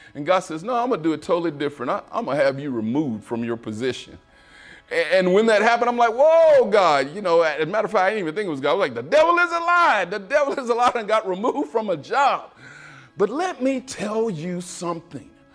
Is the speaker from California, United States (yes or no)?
no; Waco, Texas, United States; I'm from Waco, Texas